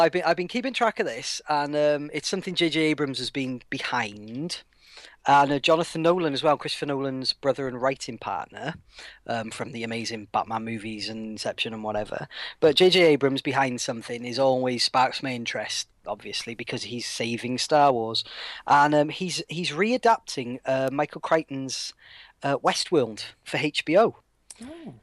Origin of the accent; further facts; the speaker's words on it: Wales, United Kingdom; as a Welshman